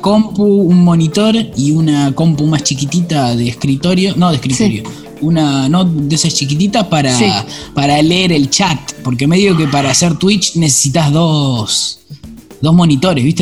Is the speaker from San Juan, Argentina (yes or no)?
no; Buenos Aires, Argentina; Soy de Belgrano, nacido, criado. Y vivo hoy en Belgrano.